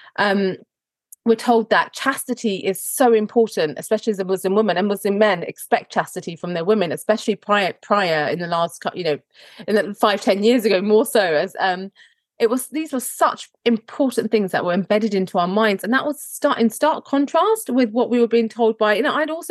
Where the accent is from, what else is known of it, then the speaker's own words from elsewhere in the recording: Croydon, London, United Kingdom; you're born and raised in Croydon and you go to state school